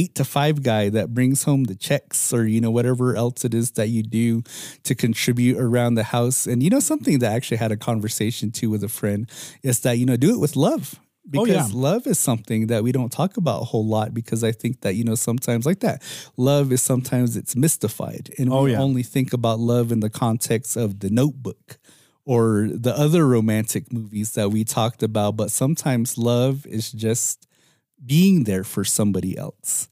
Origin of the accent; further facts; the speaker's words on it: Hopi, Arizona, United States; it's really difficult for Hopis because it's always during this time of Poomuya